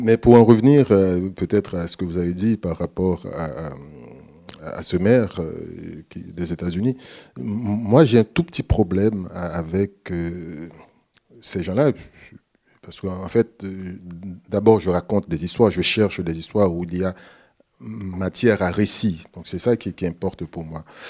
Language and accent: French; Haiti; je suis haïtien